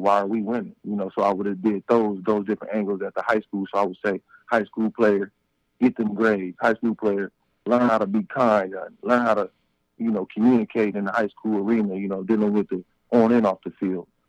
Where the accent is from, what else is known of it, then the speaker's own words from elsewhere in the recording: Compton, California, United States; also born or lived in Long Beach, California; I'm from Compton, California, born and raised